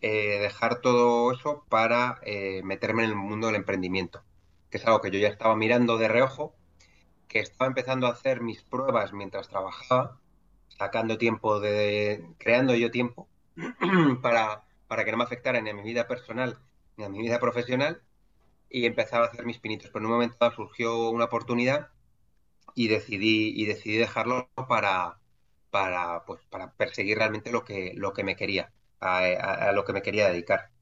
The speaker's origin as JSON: {"language": "Spanish", "town": "Madrid", "region": "Community of Madrid", "country": "Spain", "said": "yo soy un madrileño de 41"}